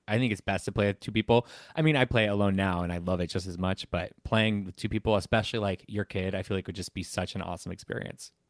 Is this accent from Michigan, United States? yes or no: no; Southern California, United States; I'm from Southern California